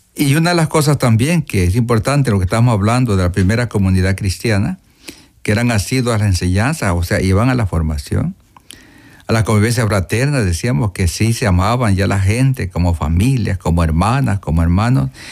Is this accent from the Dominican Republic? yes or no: no; Morazán, El Salvador; Yo soy de Morazán